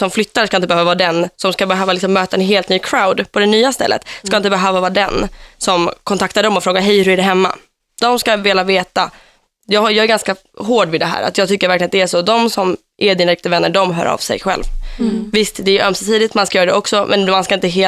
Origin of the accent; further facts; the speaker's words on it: Finland; accent: Finland Swedish; now in Stockholm, Sweden; Alltså jag talar ju liksom finlandssvenska när jag flyttade till Stockholm.